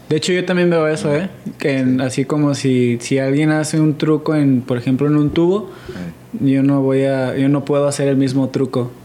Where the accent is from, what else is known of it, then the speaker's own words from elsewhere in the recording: Mexico; Como mexicanos